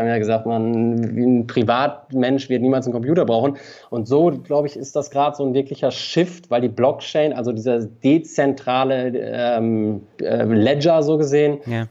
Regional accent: Ratingen, North Rhine-Westphalia, Germany; now in Berlin, Germany; ich habe noch sehr viele Freunde in meiner alten Heimat, Rating mhm. bei Düsseldorf

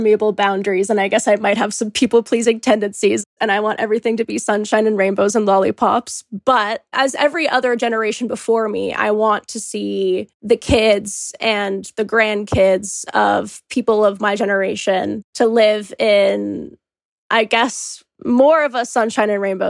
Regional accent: Calgary, Alberta, Canada; moved away as an adult; now in Victoria, Canada; I'm 20 years old. I'll be 21 in October. I'm originally from Alberta, specifically Calgary, but now I go to school at UVic.

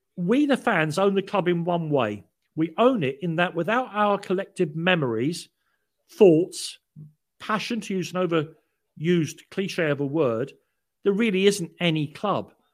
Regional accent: London, United Kingdom; moved away; also born or lived in Paddington, London; I was born in Prague Street Hospital in Paddington, 'cause my father was a realman and worked at Paddington. Um, uh, but I was brought up in Islington

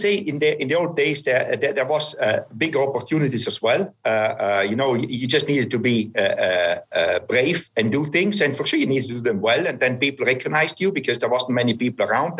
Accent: Merano, Trentino-Alto Adige, Italy; my hometown is is Merano

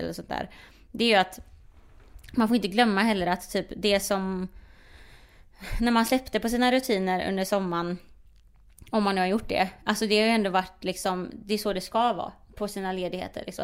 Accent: Sweden; jag är svensk

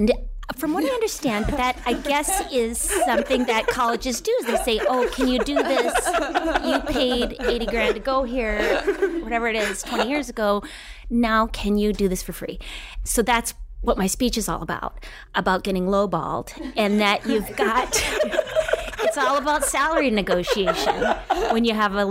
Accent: Duluth, Minnesota, United States; moved away; also born or lived in Florida; I was born in a naval base and then my parents moved to Florida and then to Duluth. I grew up in Minnesota for 21 years

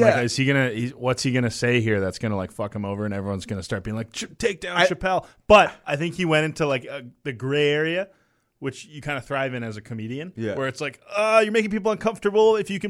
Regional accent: Canada; I'm Canadian

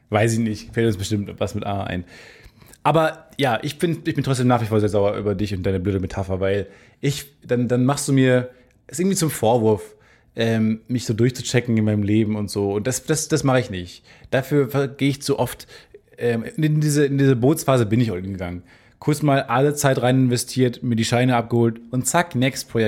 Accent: Hamburg, Germany; aber auch in Hamburg, in meiner Heimatstadt kam, haben wir auch schon ein paar Mal gesehen.

